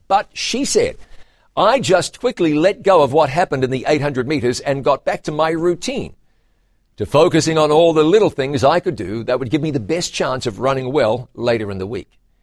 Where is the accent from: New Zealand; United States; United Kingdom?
New Zealand; In my home country of New Zealand